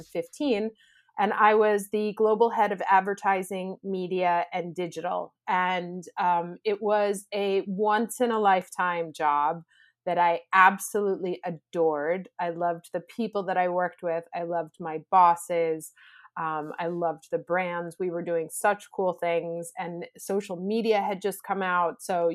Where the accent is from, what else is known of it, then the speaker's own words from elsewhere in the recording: New York, United States; moved away as an adult; now in Italy; So I am originally from New York, actually, and I moved to Italy when I was 24 years old. And I started working in advertising here.